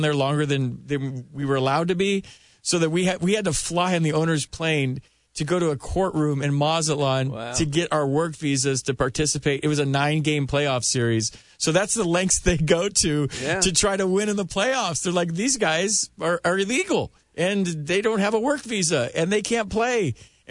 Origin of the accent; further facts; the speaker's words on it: United States; we are as Americans